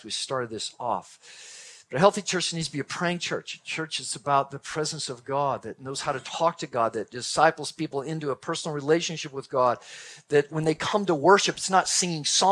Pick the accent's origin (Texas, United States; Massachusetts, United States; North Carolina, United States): Texas, United States; I'm from Texas. Grew up in Texas, and we had a large Texas family